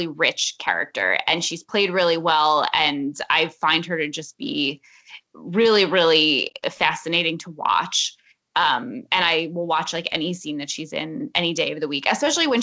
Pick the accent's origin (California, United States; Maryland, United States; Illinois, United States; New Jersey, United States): New Jersey, United States; we are from New Jersey